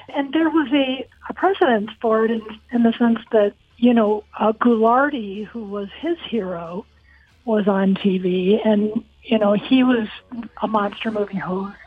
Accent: Akron, Ohio, United States; moved away; It was in Akron, Ohio. I grew up on Summit Lake

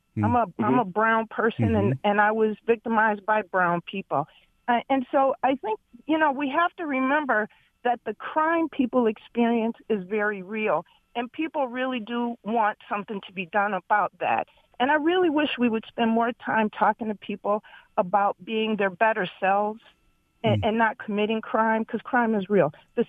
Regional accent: Detroit, Michigan, United States; I grew up in Detroit, victim of crime in Detroit perpetrated by young brown brothers, right? Mm-hmm. I'm a brown person

